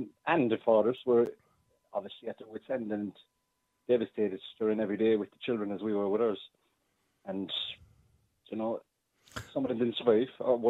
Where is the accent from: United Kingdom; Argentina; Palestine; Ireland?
Ireland; Cork, Munster; we're from Cork